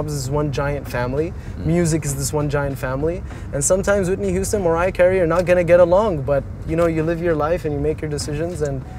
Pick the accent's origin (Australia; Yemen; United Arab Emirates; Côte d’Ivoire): United Arab Emirates; Sharjah; first language English; also born or lived in Dubai / Vienna, Austria; I grew up in Sharjah and there weren't a lot of buildings in my neighborhood growing up